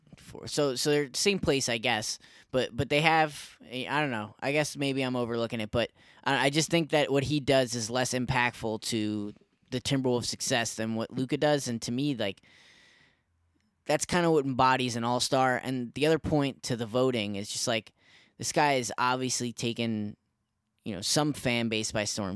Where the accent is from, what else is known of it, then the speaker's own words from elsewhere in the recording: New York, United States; I'm from New York